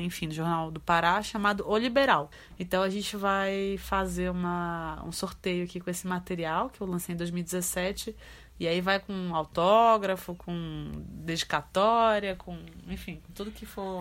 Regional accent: Pará, Brazil; accent: chiado (northern/Pará accent); essa questão do chiado, do nosso, do nosso sotaque

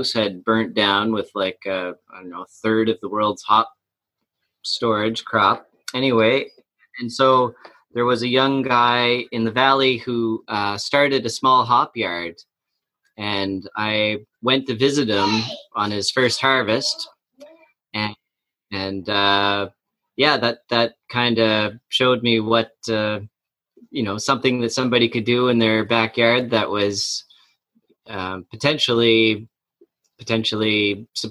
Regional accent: Amherst, Nova Scotia, Canada; I grew up outside of Amherst in West Amherst, and I went to Amherst High School and Junior High

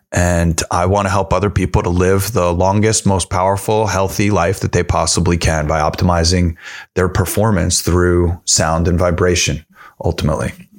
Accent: New York, United States; I'm also from New York.

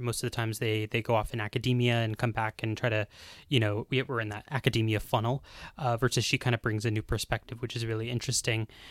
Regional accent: United States; moved away as an adult; now in Bulgaria; I'm an American, um, student full-time.

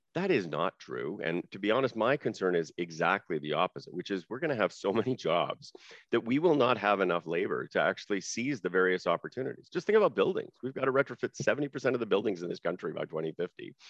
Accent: Saskatchewan, Canada; I grew up in Saskatchewan

